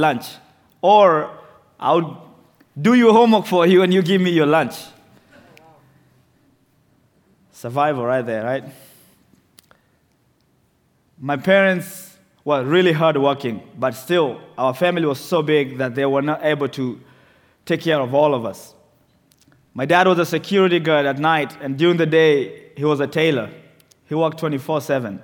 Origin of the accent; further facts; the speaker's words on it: Nairobi, Kenya; moved away; The second largest slum in Nairobi is called Mathare, which is where I was born.